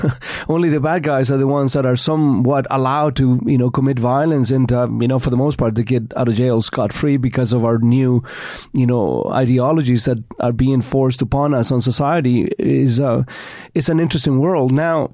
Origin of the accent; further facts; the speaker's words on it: Chile; moved away; You know, growing up in Chile in the 50s and 60s, it wasn't certainly a cakewalk.